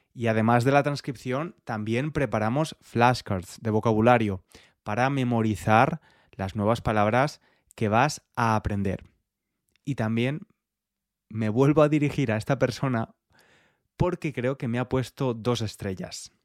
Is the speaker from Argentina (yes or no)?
no; Spain; moved away as an adult; now in London, United Kingdom; Yo soy español, pero vivo en Londres desde hace bastantes años